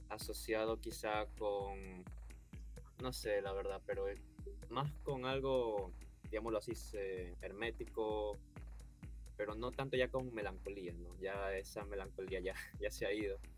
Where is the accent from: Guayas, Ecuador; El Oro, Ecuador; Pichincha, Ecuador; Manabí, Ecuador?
Guayas, Ecuador; Guayaquil; Eh, yo soy de Guayaquil, Ecuador.